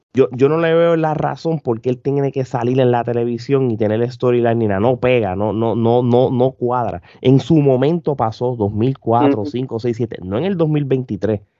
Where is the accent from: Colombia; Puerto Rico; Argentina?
Puerto Rico; yo como puertorriqueño lo veo bien común en cualquier empresa de Puerto Rico